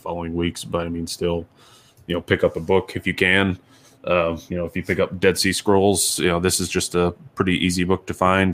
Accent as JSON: {"language": "English", "region": "Ohio", "country": "United States", "tie": "born or raised there", "moved": "yes", "said": "I was born in Ohio"}